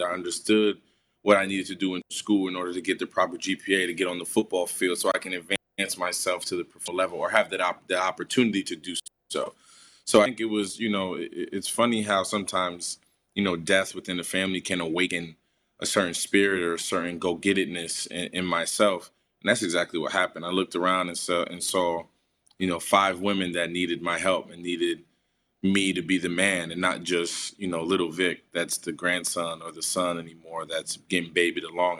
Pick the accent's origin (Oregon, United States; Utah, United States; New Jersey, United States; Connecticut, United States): New Jersey, United States; Paterson; my neighborhood, for my hometown